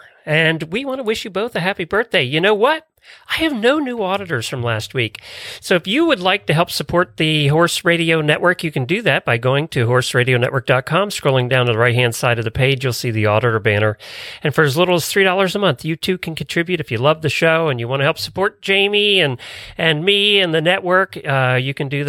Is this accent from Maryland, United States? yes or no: no; Ocala, Florida, United States; I am … from Ocala, Florida.